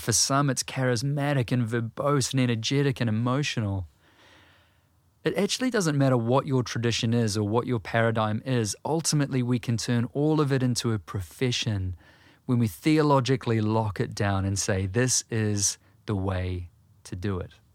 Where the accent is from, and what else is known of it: New Zealand